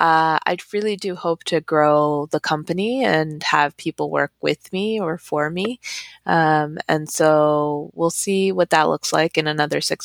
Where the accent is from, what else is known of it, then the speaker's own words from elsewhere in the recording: New Jersey, United States; being from Jersey